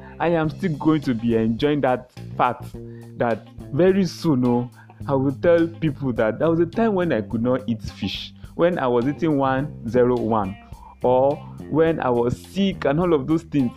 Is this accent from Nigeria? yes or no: yes; Yorubaland, Nigeria; I come from the Yoruba tribe, Nigeria.